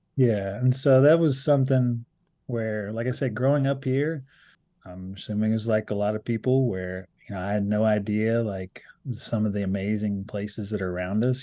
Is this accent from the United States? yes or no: yes; Appalachia, United States; a lot of us identify as Appalachian